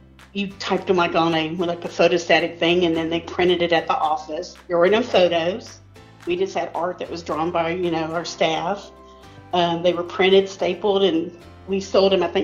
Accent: Pleasanton, Texas, United States; moved away as an adult; now in San Antonio, United States; Actually, I was born and raised in Pleasanton and only recently moved away in 2019

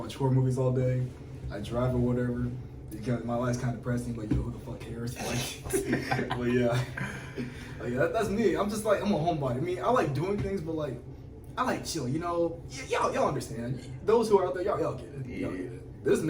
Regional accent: Texas, United States; I'm a military brat. I'm from Texas.

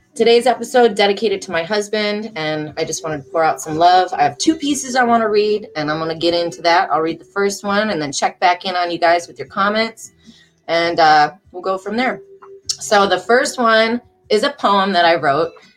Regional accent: Detroit, Michigan, United States; moved away as an adult; now in Charlotte, United States; I am from Michigan, Detroit, Michigan, the Great Lakes state. So I did grow up around water, like the lakes, the Great Lakes

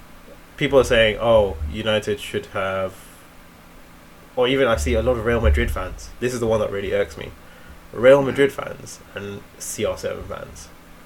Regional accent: India; I am Indian. And I've seen the level of ball knowledge when I go there.

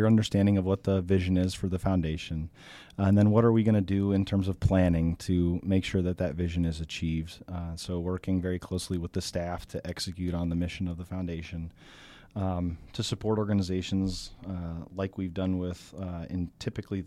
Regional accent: Alliance, Ohio, United States; I was born and raised in Alliance, Ohio, and spent my whole life so far in the 77 North Corridor.

